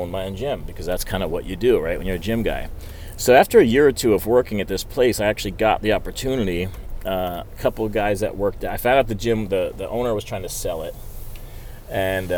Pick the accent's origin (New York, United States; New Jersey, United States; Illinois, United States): New Jersey, United States; I grew up in New Jersey